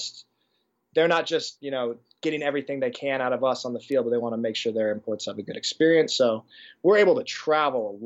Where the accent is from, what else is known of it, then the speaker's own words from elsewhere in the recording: United States; moved away as an adult; now in Germany; growing up in the States